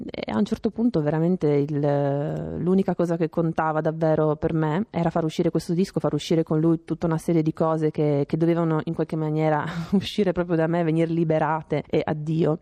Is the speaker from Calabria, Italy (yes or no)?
no; Trieste, Friuli-Venezia Giulia, Italy; moved away as an adult; now in Rome, Italy; io sono di Trieste, quindi mi sono trasferita a Roma